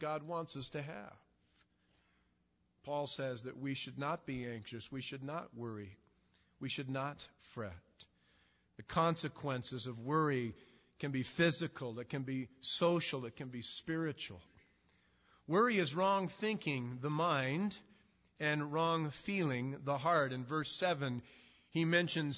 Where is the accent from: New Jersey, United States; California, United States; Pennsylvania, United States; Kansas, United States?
California, United States; Southern; I'm from Southern California